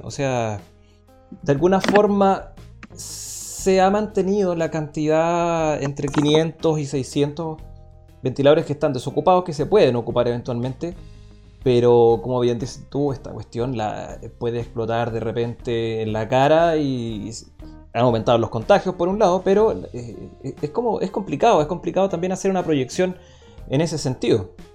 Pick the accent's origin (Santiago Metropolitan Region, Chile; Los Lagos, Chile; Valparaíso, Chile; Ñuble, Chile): Santiago Metropolitan Region, Chile; San Bernardo; also born or lived in Padre Hurtado; yo soy eh, nacido y criado en San Bernardo